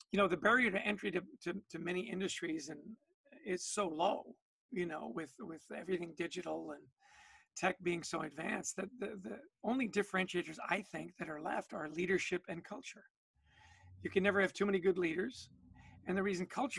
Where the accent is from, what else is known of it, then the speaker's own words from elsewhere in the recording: Canada; now in United States; I was born and raised in Canada